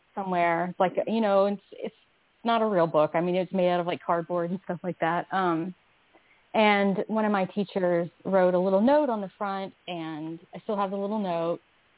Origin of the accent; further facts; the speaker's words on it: the South, United States; just growing up in the South without, no, there wasn't, I didn't have the internet when I was